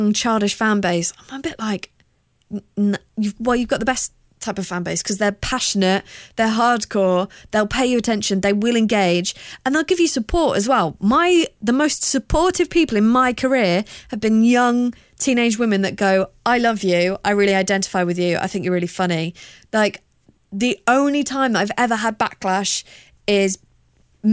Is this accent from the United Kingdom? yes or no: yes; South of England, United Kingdom; accent: hybrid of like Queen versus people that live in Kent; I'm from the South.